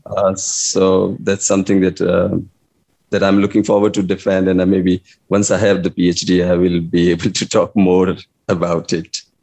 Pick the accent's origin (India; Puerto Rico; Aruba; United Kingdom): India; English is a second language; also born or lived in Delhi / Iowa City; me being an Indian